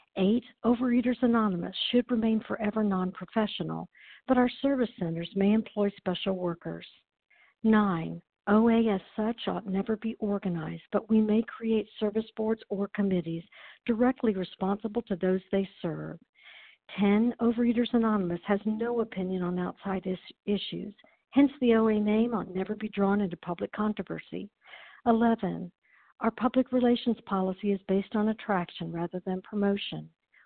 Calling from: Chattanooga, Tennessee, United States; I'm calling in from Chattanooga, Tennessee

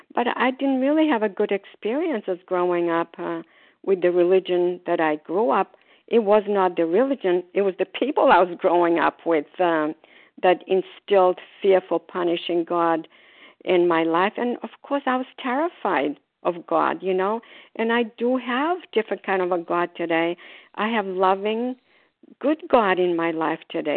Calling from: Port Charlotte, Florida, United States; calling from Port Charlotte, Florida

